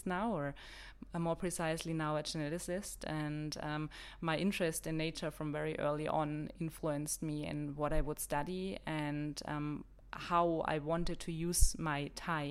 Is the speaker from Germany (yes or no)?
yes; Bavaria, Germany; English is a second language; moved away as an adult; now in New Zealand; I am originally from Germany, as you've probably heard already. I am from the countryside in Bavaria, where I grew up until I started studying in the city.